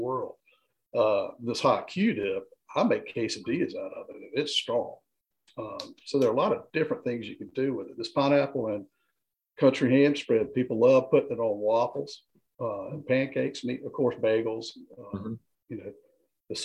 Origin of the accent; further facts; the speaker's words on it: Greensboro, North Carolina, United States; I grew up in Greensboro